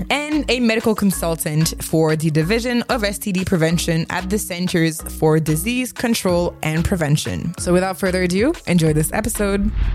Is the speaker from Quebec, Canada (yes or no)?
yes; Montreal, Quebec, Canada; Growing up in Montreal in the early two thousands